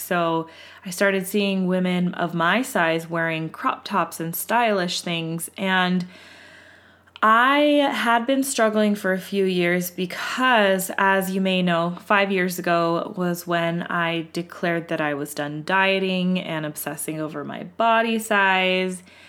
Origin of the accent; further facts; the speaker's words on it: West Coast, United States; we are from the West Coast, and we are a white family